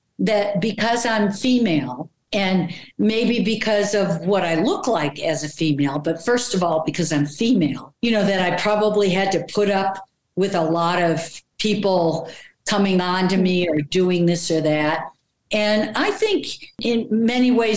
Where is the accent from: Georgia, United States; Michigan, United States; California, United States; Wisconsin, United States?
Michigan, United States; Detroit; I was from Detroit and that was, music was important to us because it was, you know, Motown